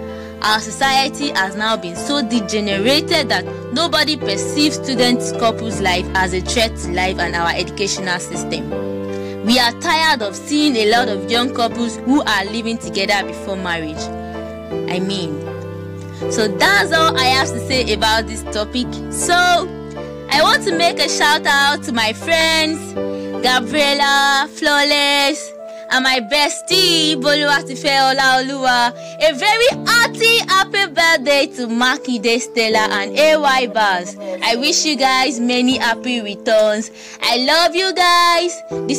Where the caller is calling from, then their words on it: Lagos, Nigeria; I'm speaking right from Lagos.